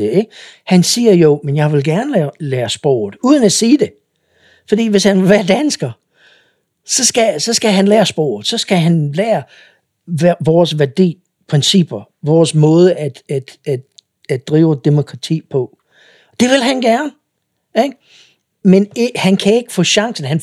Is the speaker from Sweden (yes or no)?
no; Eritrea; now in Denmark; I kan ikke se mig på den måde, hvis jeg er altid en fra Eritrea, fordi så er jeg anderledes. Men hvis jeg er nydansker